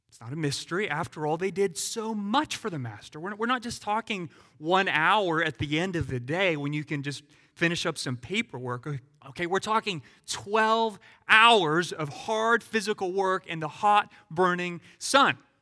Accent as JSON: {"language": "English", "country": "United States", "said": "as an American."}